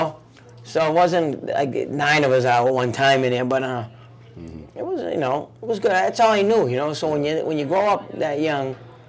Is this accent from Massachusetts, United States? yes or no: yes; Lowell, Massachusetts, United States; We're not from Boston, excuse me. We go from Lowell on the train to Boston.